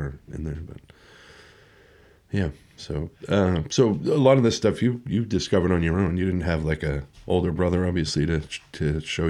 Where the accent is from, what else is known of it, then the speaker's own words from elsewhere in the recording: Swampscott, Massachusetts, United States; I grew up in Swampscott, so I didn't, I didn't live in a city.